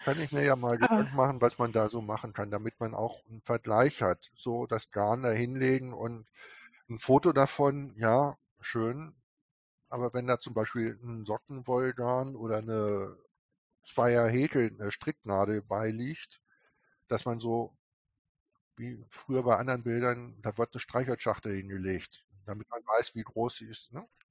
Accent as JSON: {"language": "German", "town": "Peine", "region": "Lower Saxony", "country": "Germany", "said": "Peine, wo ich herkomme"}